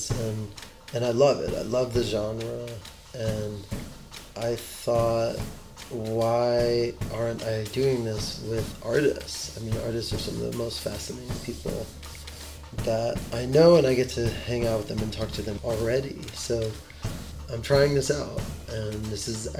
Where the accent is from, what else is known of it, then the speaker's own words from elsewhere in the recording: New York, United States; I grew up in New York